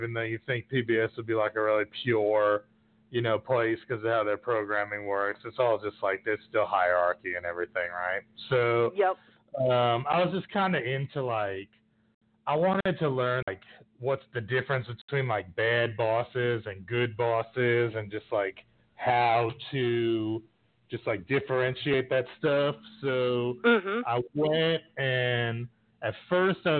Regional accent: New York City, New York, United States; now in Texas, United States; I grew up in New York City, but I've lived in a bunch of different places. I've been in Texas probably, like, 4 or 5 years now

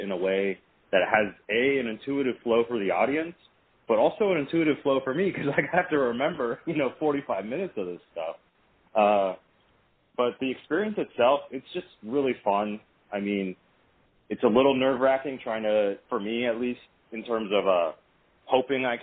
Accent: Vienna, Virginia, United States; moved away; this year I'm actually performing my hometown, Vienna, Virginia

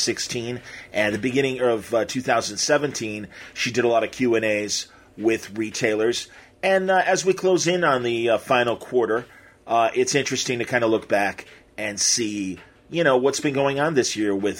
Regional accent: Midwest, United States; we're both from the Midwest

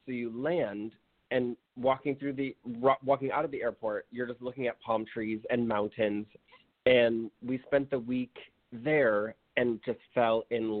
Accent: New York, United States; I'm from New York, he's from Oklahoma, our friends are in New York City.

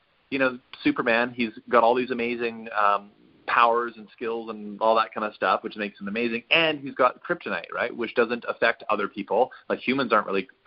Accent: Western Canada, Canada; I grew up in Western Canada

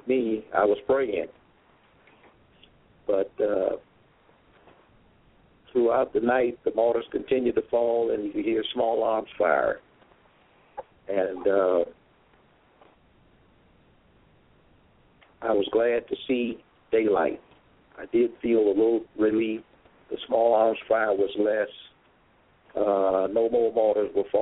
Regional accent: Ocala, Florida, United States; I'm originally from Ocala, Florida. That's a town in central Florida, as well as born and raised

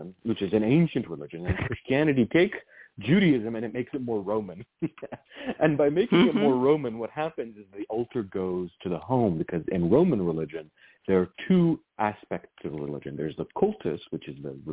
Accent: Virginia, United States; Where I grew up in Virginia, almost every single altar had some type of oil lamp

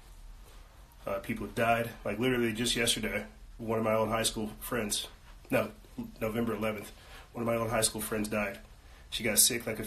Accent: South Carolina, United States; I'm not from Florida, from South Carolina

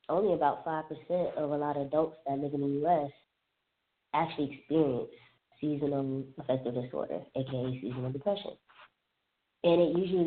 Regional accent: Alabama, Florida, the South, United States; moved away as an adult; also born or lived in Southern California; now in Washington, D.C., United States; I grew up primarily in the South, Alabama, Florida

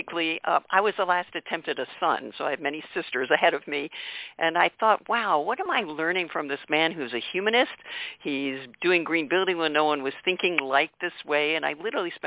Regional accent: north of Baltimore, Maryland, United States; I grew up on the East Coast near north of Baltimore

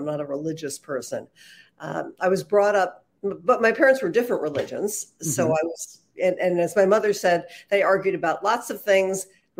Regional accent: outside of New York City, United States; because I grew up outside of New York City, that was very easy to do.

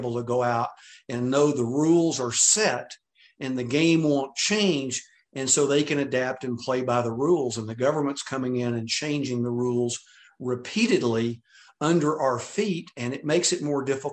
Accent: Texas, United States; I'm from Texas

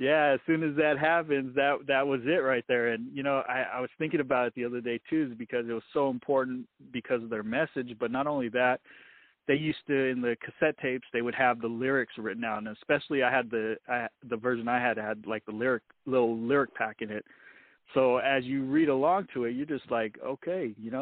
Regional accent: Salinas, California, United States; I'm from Salinas, California. Born and raised. I've moved here and there, but I've always come back to Salinas, so that's my hometown.

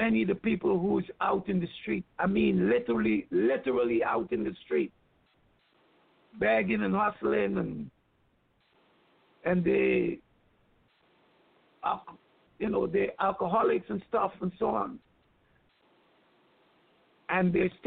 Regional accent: Guyana; moved away; as a child growing up in Guyana

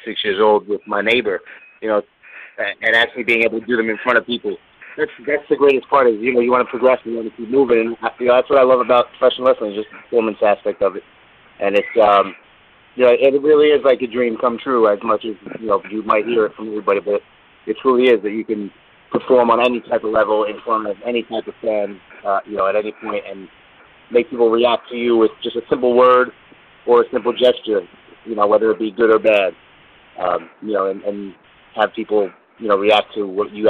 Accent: New York, United States; that's where I grew up. I was from New York

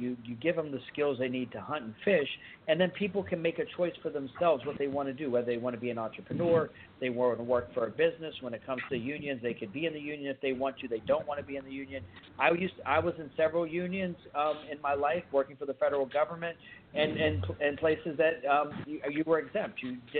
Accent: Pittsburgh, Pennsylvania, United States; moved away; also born or lived in Fort Benning, Georgia; And you saw in Squirrel Hill, Pennsylvania, where a shooter went in, and that's where I grew up in Pittsburgh.

